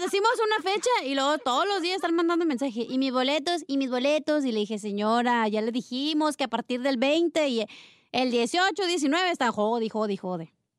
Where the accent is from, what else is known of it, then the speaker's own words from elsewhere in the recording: California, United States; yo soy de California